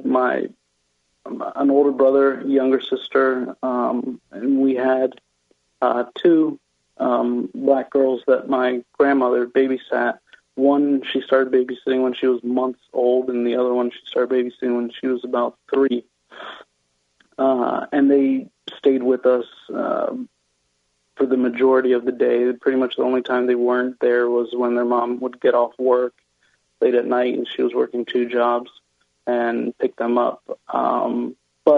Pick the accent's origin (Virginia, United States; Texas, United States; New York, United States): Virginia, United States; Manassas; first language Spanish; English is a second language; moved away as an adult; now in Florida, United States; Suburb of Washington, D.C., Manassas, Virginia.